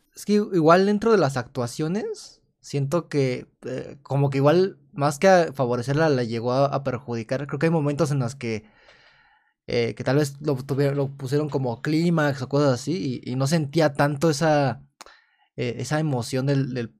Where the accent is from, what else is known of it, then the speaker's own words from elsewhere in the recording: Mexico; como mexicano